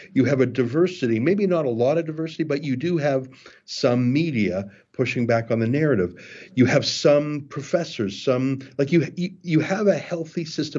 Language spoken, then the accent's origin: English; Canada